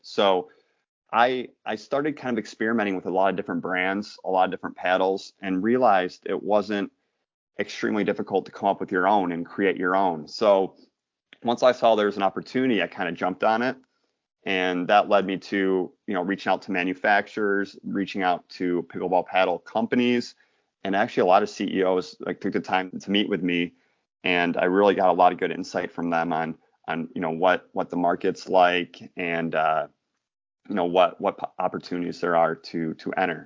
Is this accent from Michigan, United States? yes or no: yes; Michigan, United States; I'm from Michigan